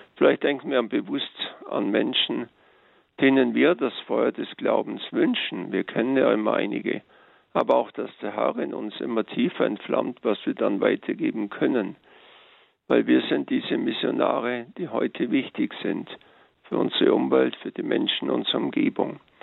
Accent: Allgäu, Germany; bei uns im Allgäu

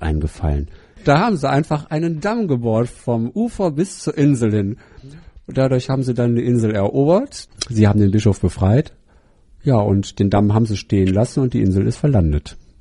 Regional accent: Düsseldorf, North Rhine-Westphalia, Germany; aus Düsseldorf

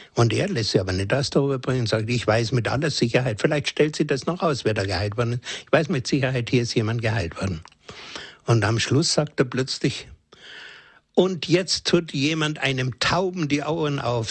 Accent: Germany; bei uns in Deutschland

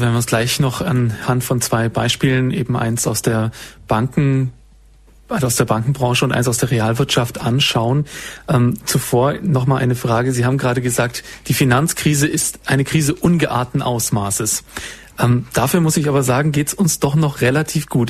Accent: Swabia, Baden-Württemberg, Germany; Also ich bin Schwabe

